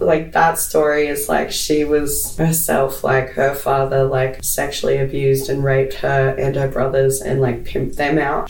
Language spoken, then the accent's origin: English; Brisbane, Queensland, Australia; born and bred in Brisbane